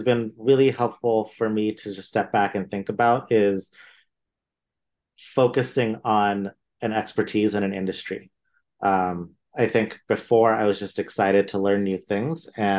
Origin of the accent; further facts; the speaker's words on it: India; born there; But as not even a first generation Indian, I was born in India. From an Indian family going into art school, that was definitely a little not so common